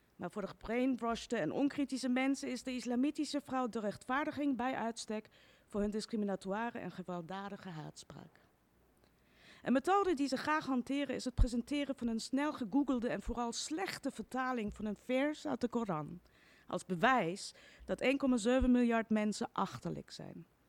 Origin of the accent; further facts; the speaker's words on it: Iran; also born or lived in Austria; now in Netherlands; het land waar ik vandaan kom